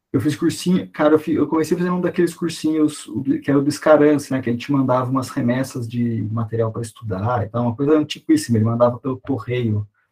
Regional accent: interior of São Paulo, Brazil; moved away as an adult; sou do interior de São Paulo, fui para a capital para estudar

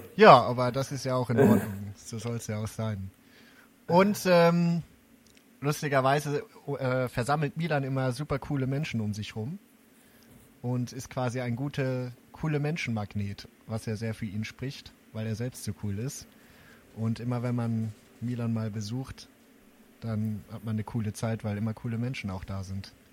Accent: Braunschweig, Lower Saxony, Germany; moved away; aus Braunschweig, meiner alten Heimat

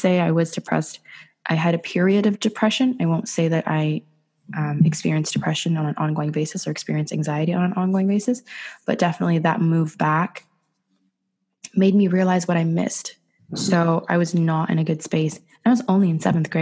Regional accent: Ottawa, Ontario, Canada; born or raised there; also born or lived in Dubai, United Arab Emirates

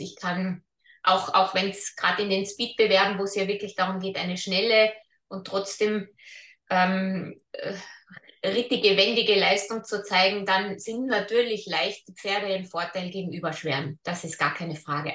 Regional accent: Austria; bei uns in Österreich

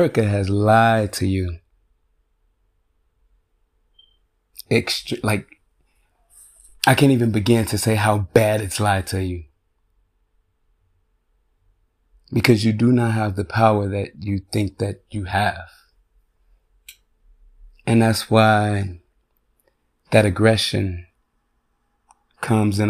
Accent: Chicago, Illinois, United States; now in Chaska, United States; now I live in white suburbia. And I'm from Chicago.

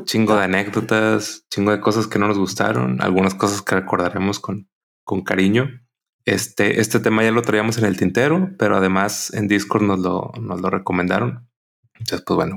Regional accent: Monterrey, Nuevo León, Mexico; los que somos de Monterrey

